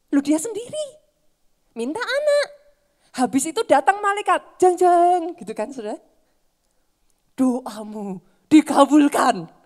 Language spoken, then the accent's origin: Indonesian; Java, Indonesia; Sorry ya saudara, saya orang Jawa saudara.